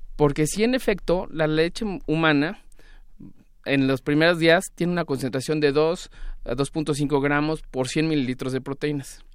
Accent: Mexico

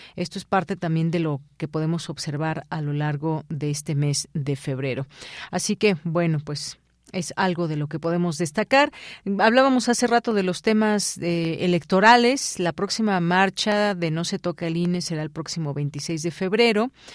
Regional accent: Mexico; also born or lived in Mexico City; como mexicanos, como personas que habitamos la Ciudad de México

